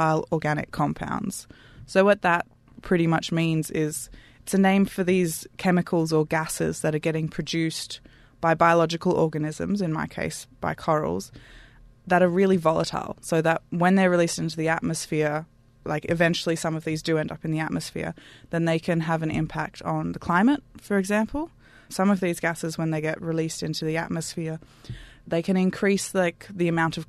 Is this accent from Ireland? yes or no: no; Canberra, Australian Capital Territory, Australia; moved away; I'm from Canberra originally